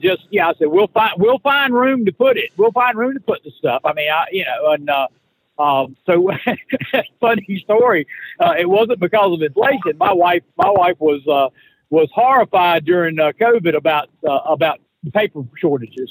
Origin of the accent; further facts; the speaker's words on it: North Carolina, United States; all my friends in North Carolina, in, in, in the hometown